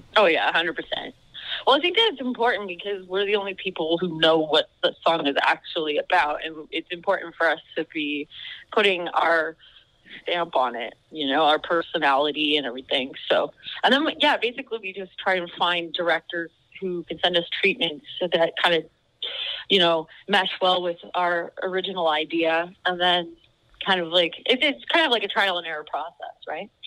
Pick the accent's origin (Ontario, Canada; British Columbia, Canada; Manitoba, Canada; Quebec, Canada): British Columbia, Canada; Vancouver; now in Toronto, Canada; I'm actually from Vancouver, oh, uh, so I'm a West Coast kid